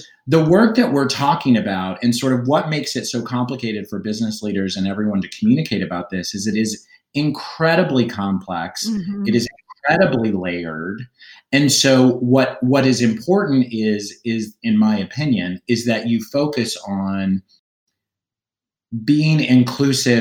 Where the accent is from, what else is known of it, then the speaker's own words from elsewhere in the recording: Oklahoma, United States; now in New York City, United States; I grew up in Oklahoma